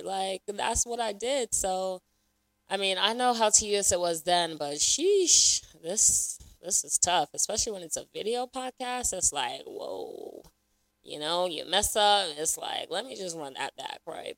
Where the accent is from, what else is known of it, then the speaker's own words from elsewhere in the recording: Raleigh, North Carolina, United States; also born or lived in Lagos, Nigeria; I was born in Lagos, Nigeria, so shout out to Nigeria. you know the vibes. Um, I was raised in Raleigh, North Carolina